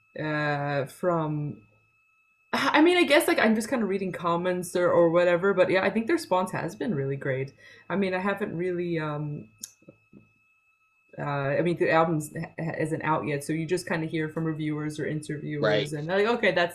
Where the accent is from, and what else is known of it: Long Island, New York, United States; now in Sweden